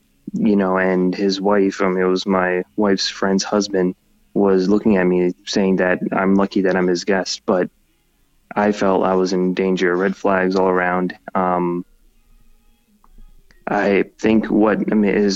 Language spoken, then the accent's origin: English; United States; I was born in the U.S.